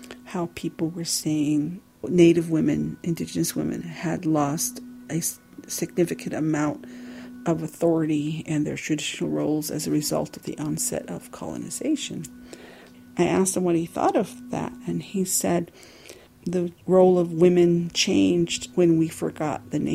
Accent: Tohatchi, New Mexico, United States; Growing up on the Navajo Nation, there wasn't a whole lot of teachers who thought that a little Navajo girl should even think about college.

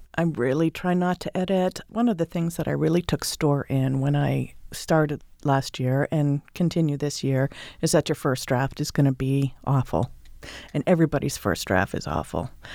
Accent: Northeast, United States; moved away; also born or lived in California / Maine; I grew up in the Northeast

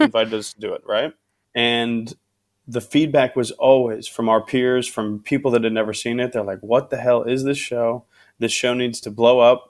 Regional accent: Midwest, United States; also born or lived in Phoenix, Arizona; now in Los Angeles, United States; I'm from the Midwest

